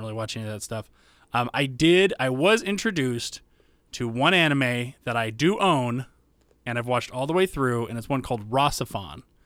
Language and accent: English; the South, United States; I grew up in the South